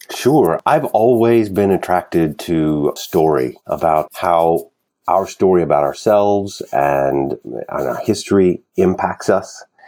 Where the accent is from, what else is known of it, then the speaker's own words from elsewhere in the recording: Kentucky, United States; moved away as an adult; now in New York City, United States; I was born and raised in Kentucky, and my wife is an actress. So we moved to New York